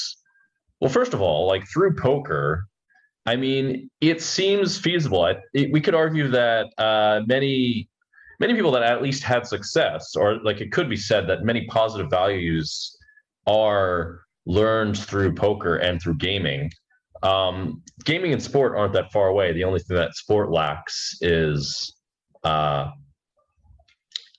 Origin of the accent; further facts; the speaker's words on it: United States; I come from America